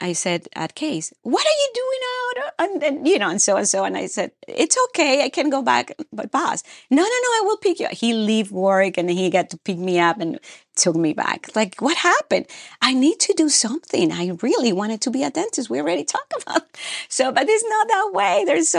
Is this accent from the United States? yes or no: no; Peru; moved away; So I came from Peru, South America, to Ohio, Cleveland, Ohio, and a polar vortex in 2012.